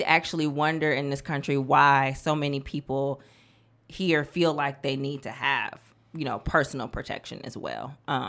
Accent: Midwest, United States; I'm from the North, I'm from the Midwest, and so that's a different culture than someone

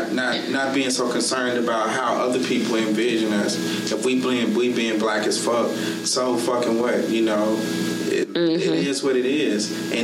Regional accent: Monroe, Louisiana, United States; I'm from Monroe.

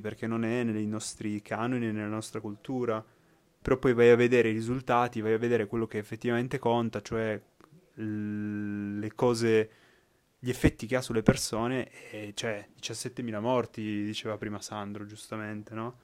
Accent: Piedmont, Italy; noi da piemontesi

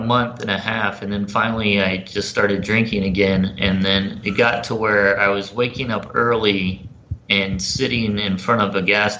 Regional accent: Florida, United States; moved away; also born or lived in Los Angeles / North Carolina; I grew up down in Florida, about an hour away from where Clearwater

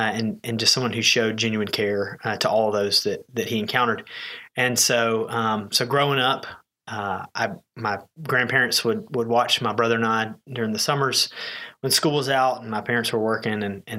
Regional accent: Atlanta, Georgia, United States; now in Branson, United States; I grew up in Atlanta, Georgia, around Chick-fil-A.

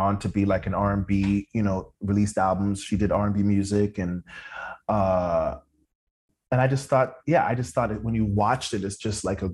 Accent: Toronto, Ontario, Canada; moved away as an adult; also born or lived in New York; I'm from Toronto.

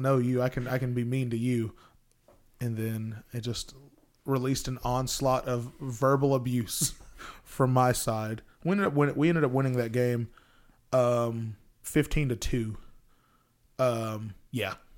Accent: Texas, United States; I'm from Texas

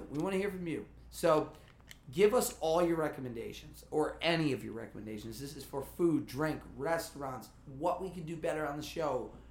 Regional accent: Kansas, United States; I grew up with Matthews. I'm from Kansas.

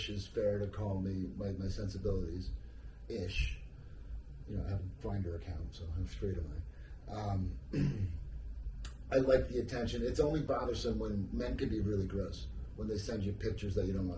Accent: New Jersey, United States; I'm from New Jersey. I am so fucking American

